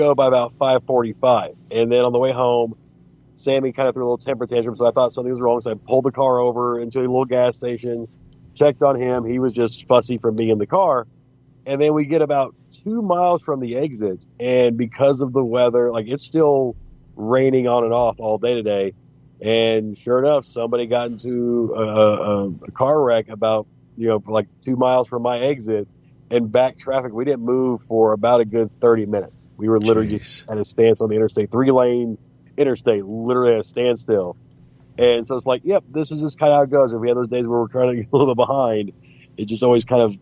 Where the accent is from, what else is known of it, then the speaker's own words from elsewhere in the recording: United States; also born or lived in Oklahoma / Arkansas; now in Alabama, United States; Growing up in Oklahoma, Arkansas, and now living in Alabama